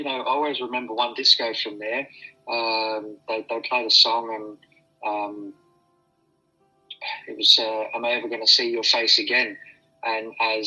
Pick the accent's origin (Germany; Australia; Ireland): Australia; Adelaide, South Australia; also born or lived in Perth; So Salisbury Park my whole life, well, and Elizabeth Vale